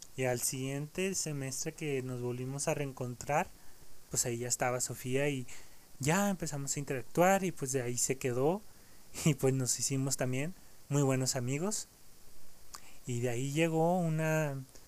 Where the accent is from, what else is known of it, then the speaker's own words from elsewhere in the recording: Mexico; aquí en mi país, aquí en México